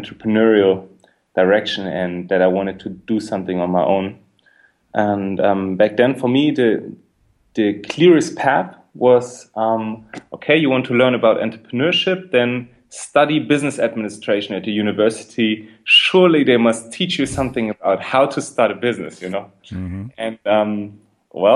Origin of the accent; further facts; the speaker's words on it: Berlin, Germany; I'm from Berlin. I grew up in Berlin